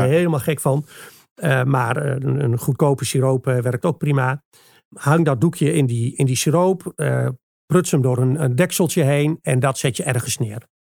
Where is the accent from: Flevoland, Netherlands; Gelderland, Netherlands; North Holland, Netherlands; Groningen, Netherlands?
Gelderland, Netherlands; Achterhoek; bij ons in de Achterhoek